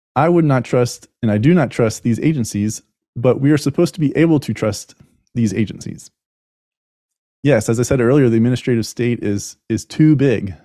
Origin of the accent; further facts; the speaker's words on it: United States; as an American